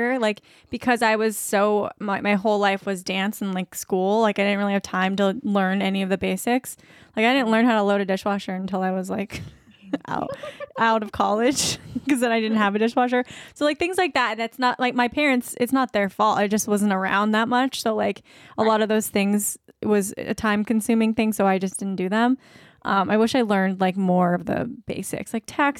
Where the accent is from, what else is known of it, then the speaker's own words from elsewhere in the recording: Virginia Beach, Virginia, United States; now in Ohio, United States; we live in Ohio now, and I'm from Virginia Beach. So like I grew up by the ocean